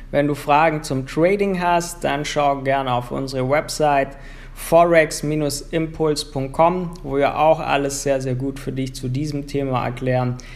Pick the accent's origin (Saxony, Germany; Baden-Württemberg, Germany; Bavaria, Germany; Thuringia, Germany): Baden-Württemberg, Germany; now in Cyprus; Ich komme ja, so aus der Bodensee-Ecke, so Schwabenland, da sind die Menschen ja sehr gegenüber anderen Menschen oft reserviert, zurückhaltend.